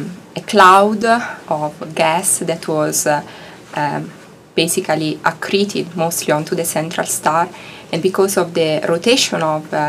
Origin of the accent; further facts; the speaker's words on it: Italy; English is a second language; moved away as an adult; also born or lived in Heidelberg, Germany / Bologna, Italy; now in Arizona, United States; I'm Italian. So I grew up in Italy in a small town, just 50,000 people.